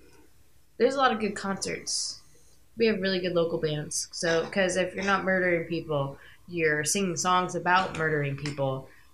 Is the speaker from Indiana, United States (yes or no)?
yes; Indiana, United States; We're from Indiana, where all the psychos come from, because we have nothing to do. There's corn here